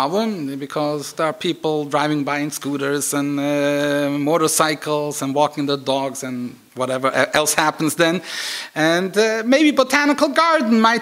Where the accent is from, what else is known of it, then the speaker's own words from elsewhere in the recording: Switzerland; moved away; I come from Switzerland